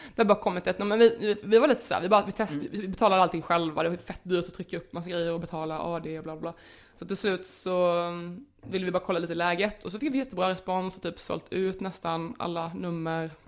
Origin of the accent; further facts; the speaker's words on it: Småland, Sweden; accent: Småländska; Jag pratar ju småländska